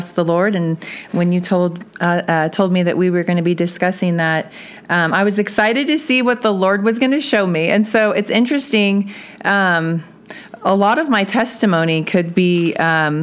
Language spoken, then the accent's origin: English; Belton, Missouri, United States; moved away as an adult; also born or lived in Kansas City area; now in Woodland Park, United States; I was raised in Belton, Missouri, with my mom and my stepfather and my stepbrother